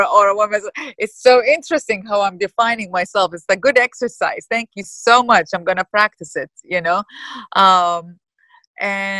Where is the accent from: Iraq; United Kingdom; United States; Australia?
Iraq; I grew up in Iraq and I grew up in war, in the Iraq-Iran war